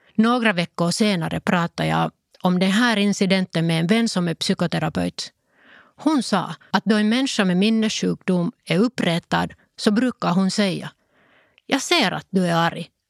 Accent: Lohja, Uusimaa, Finland; first language Finnish; Swedish is a second language; Vi var en vanlig familj som bodde i Lojo.

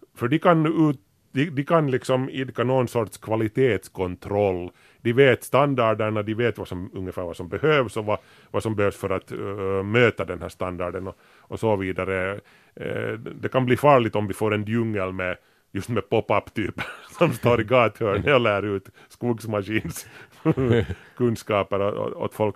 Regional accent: Grankulla, Uusimaa, Finland; när vi var unga och bodde i Grankula

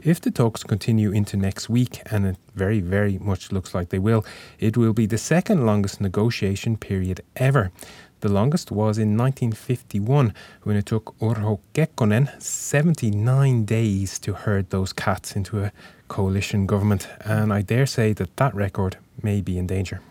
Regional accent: Ireland; now in Finland

